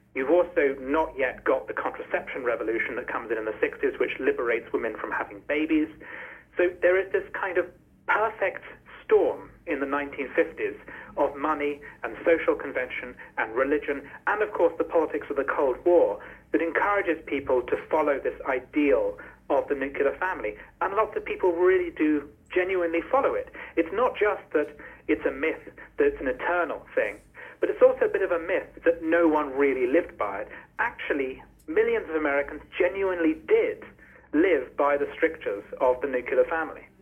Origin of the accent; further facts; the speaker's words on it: United Kingdom; as a British person